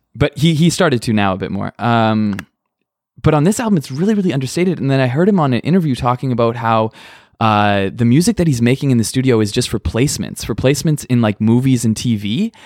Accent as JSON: {"language": "English", "region": "Manitoba", "country": "Canada", "tie": "born or raised there", "moved": "yes", "lives_now": "Hamilton, Canada", "said": "I was in a hardcore band growing up in Manitoba"}